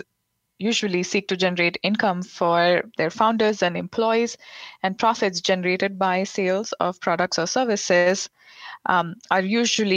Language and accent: English; India; moved away as an adult; also born or lived in Providence, United States; now in Washington, D.C., United States; I grew up in India in an upper middle class family